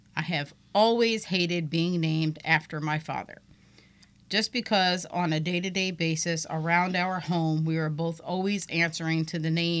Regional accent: Spokane Valley, Washington, United States; Though I'm originally from Spokane Valley, Washington.

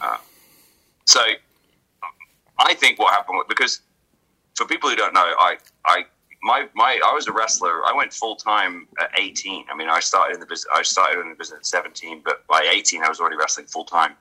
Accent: England, United Kingdom; moved away; I was a kid from England

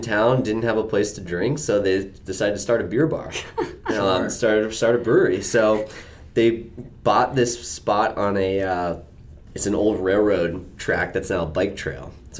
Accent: Massachusetts, United States; moved away as an adult; now in Washington, D.C., United States; I'm born and bred in Massachusetts.

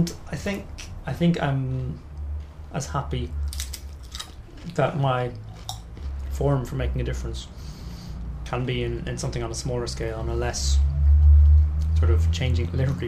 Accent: Southeast coast of Ireland, southeast Ireland, Ireland; accent: Southern Irish; now in London, United Kingdom; Southeast Coast

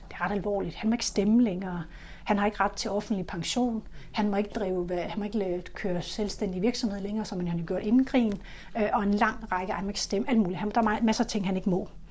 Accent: Funen, Southern Denmark, Denmark; Jeg er vokset op på Fyn

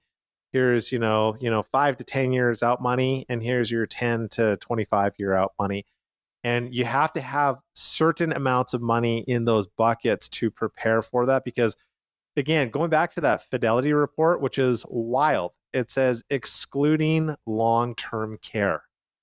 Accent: Canada; now in United States; I come from Canada, so I immigrated

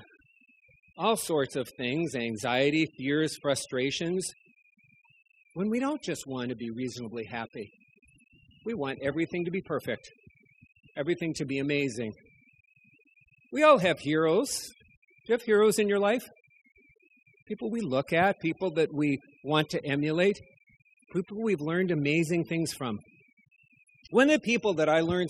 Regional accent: North Dakota, United States; moved away; also born or lived in Fort Wayne, Indiana; I was going home to see my parents

